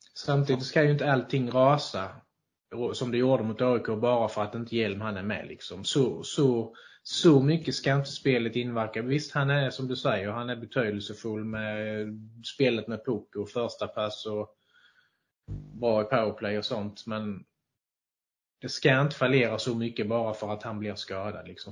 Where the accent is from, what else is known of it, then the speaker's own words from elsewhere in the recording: Skåne, Sweden; accent: Scanian; min skånska